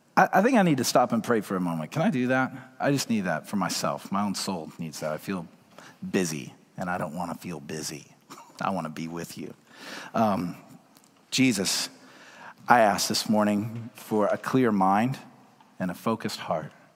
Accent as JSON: {"language": "English", "town": "Woodstock", "region": "Georgia", "country": "United States", "tie": "born or raised there", "moved": "yes", "lives_now": "Seattle, United States", "said": "I grew up in Georgia, out in the country, in a rural town called Woodstock."}